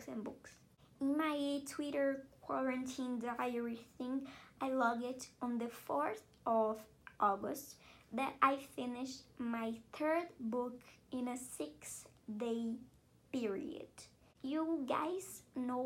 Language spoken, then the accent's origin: English; Brazil; I'm from Brazil